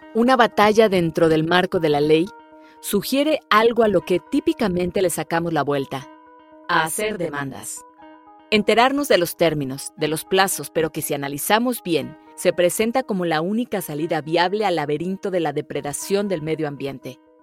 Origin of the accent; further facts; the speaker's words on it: Mexico; soy mexicana, soy actriz